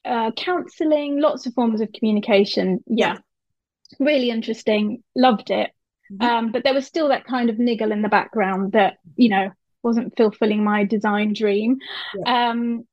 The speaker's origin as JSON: {"language": "English", "region": "Dubai", "country": "United Arab Emirates", "tie": "born or raised there", "also_born_or_lived": "Cyprus", "said": "So I grew up in Dubai and Cyprus. So my secondary school years were in Cyprus."}